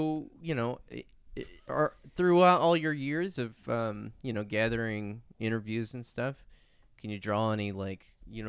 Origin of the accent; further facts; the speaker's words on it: New Mexico, United States; moved away; When I grew up in New Mexico, we didn't have water.